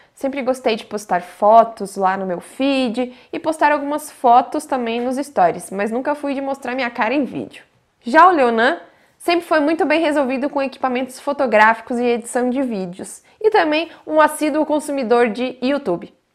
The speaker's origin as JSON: {"language": "Portuguese", "area": "near Urupema", "region": "Santa Catarina", "country": "Brazil", "tie": "born or raised there", "also_born_or_lived": "Malicuia (unclear ASR)", "moved": "yes", "said": "Urupema é a cidade muito próxima à minha cidade natal"}